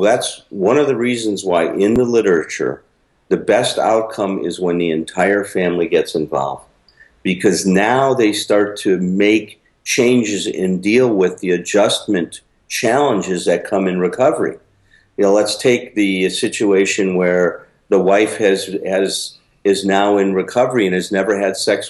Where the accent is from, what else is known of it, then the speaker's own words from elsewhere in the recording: Chicago, Illinois, United States; I went back to Chicago where I grew up